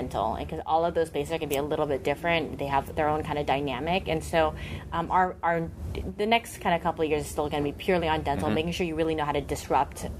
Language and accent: English; Sacramento, California, United States; I grew up in Sacramento